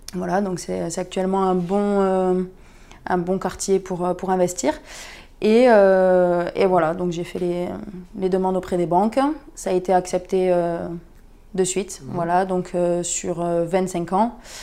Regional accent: Perpignan, Occitania, France; je viens de Perpignan

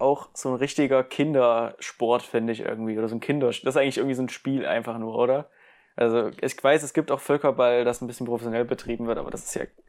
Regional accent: Germany; ich bin ein richtiger Deutscher

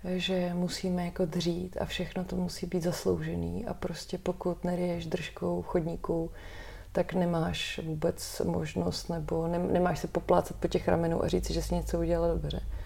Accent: Czechia; jako Češi všichni

